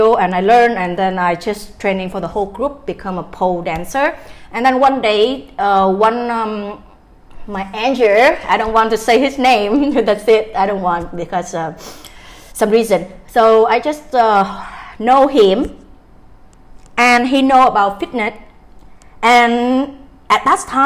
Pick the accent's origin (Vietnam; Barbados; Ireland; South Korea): Vietnam; Da Nang; I'm from Da Nang. Da Nang is my hometown.